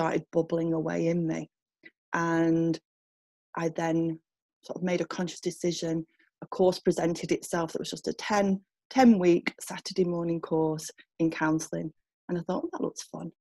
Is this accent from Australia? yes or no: no; Manchester, North West England, United Kingdom; moved away as an adult; also born or lived in Leeds; now in Saddleworth, United Kingdom; I'd grown up in Manchester when I was younger